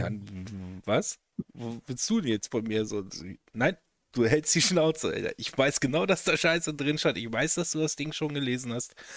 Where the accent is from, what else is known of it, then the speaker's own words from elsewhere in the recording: Velpke, Lower Saxony, Germany; die Kieskuhle in, in Felbke, wo ich groß geworden bin